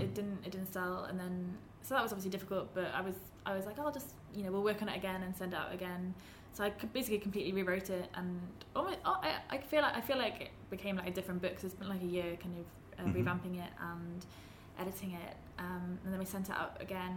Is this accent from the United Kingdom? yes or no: yes; Pembrokeshire, Wales, United Kingdom; we grew up in Pembrokeshire, which is quite a, well, especially in the north, it's very like strongly Welsh